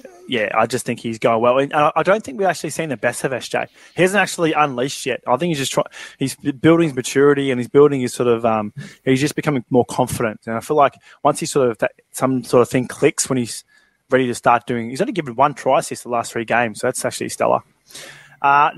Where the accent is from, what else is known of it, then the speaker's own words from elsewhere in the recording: Granville, New South Wales, Australia; I grew up in Granville. It's a bit of the hood.